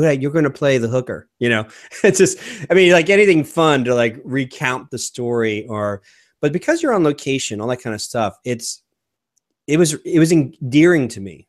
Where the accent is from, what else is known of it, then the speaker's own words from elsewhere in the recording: United States; as an American